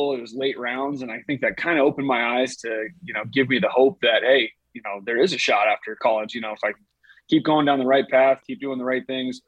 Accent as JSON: {"language": "English", "region": "South Dakota", "country": "United States", "tie": "born or raised there", "said": "growing up in South Dakota"}